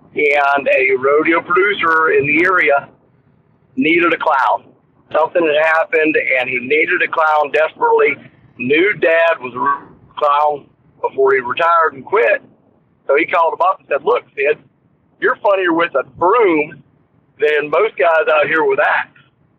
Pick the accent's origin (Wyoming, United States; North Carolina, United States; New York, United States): Wyoming, United States; born there; Well, I was born in Wyoming, okay?